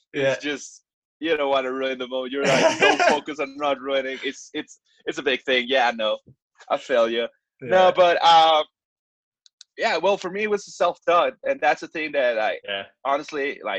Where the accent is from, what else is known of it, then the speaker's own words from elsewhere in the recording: Mexico City, Mexico; also born or lived in Playa del Carmen; I've been living all my life in my parents' house here in Mexico City